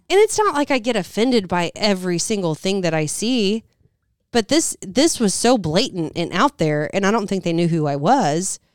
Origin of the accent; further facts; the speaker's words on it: Southern, United States; accent: Southern; moved away; my Southern accent